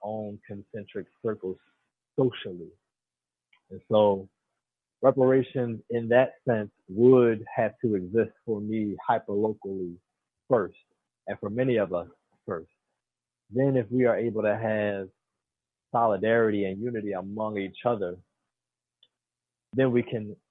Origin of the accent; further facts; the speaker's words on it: Philadelphia, Pennsylvania, United States; If I was born in Philadelphia County